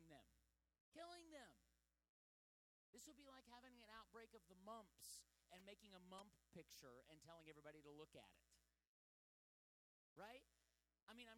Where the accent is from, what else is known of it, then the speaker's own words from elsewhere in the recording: United States; as an American